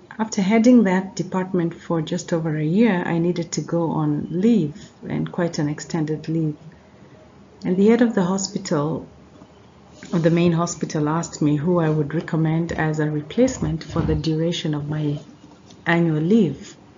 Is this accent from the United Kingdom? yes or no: no; Nairobi, Kenya; My parents soon relocated to Nairobi, where they were both working. And I grew up in Nairobi, went to university in Nairobi.